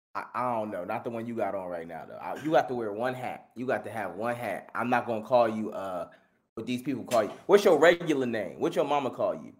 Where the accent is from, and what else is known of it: Philadelphia, Pennsylvania, United States; born or raised there